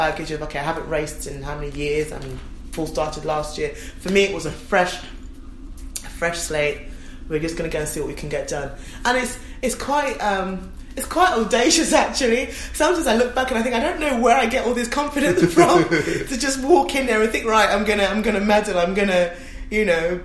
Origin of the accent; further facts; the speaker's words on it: London, United Kingdom; born and raised in Stratford. You know, my family home is still a mile from the stadium